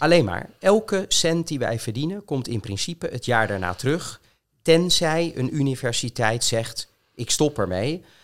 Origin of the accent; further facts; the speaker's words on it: Rijswijk, South Holland, Netherlands; now in Voorburg, Netherlands; ik ben opgegroeid in Rijswijk